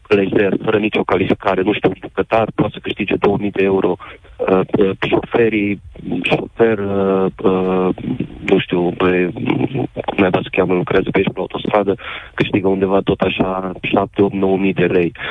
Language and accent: Romanian; Romania; moved away; also born or lived in United Kingdom; Eu pot să vă spun că acum uh, 14 ani am emigrat în UK. Am emigrat, am emigrat când nu se putea trăi dintr-un salariu în România.